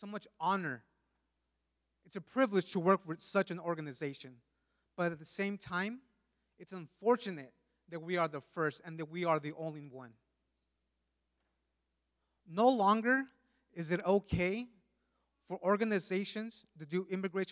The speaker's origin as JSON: {"language": "English", "region": "California", "country": "United States", "tie": "born or raised there", "also_born_or_lived": "Mexico", "first_language": "Spanish", "second_language": "English", "said": "I was born and raised in California for the most part. Shortly after being born, my family moved back to Mexico and eventually returned to the U.S."}